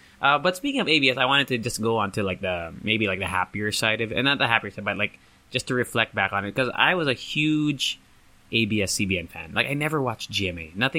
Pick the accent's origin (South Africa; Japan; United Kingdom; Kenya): Japan; now in United States; because I grew up in Japan and also and then later on in the States.